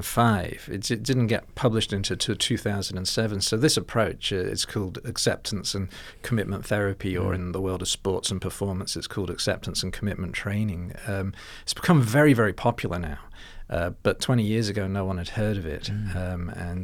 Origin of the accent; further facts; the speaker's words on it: Liverpool, North West England, United Kingdom; now in Melbourne, Australia; So but when I go back, I'm from Liverpool originally.